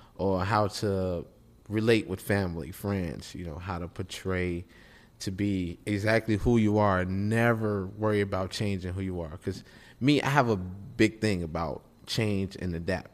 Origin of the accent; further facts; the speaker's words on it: Chicago, Illinois, United States; I'm from Chicago